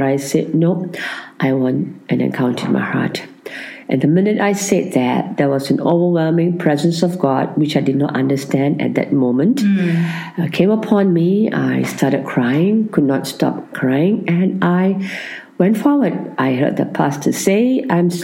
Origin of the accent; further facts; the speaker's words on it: Kuala Lumpur, Malaysia; I'm a Malaysian from Kuala Lumpur, which is the capital of Malaysia.